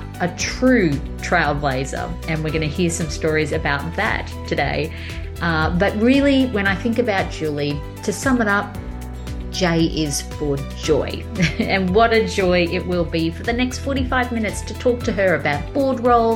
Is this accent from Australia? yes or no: yes; Australia; a company in my hometown, Australia